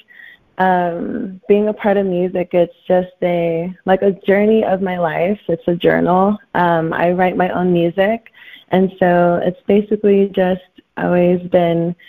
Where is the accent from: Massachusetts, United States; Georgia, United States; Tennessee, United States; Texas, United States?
Texas, United States; Houston; also born or lived in California; now in Chicago, United States; I was born in California and raised in Houston, Texas. I am now in Chicago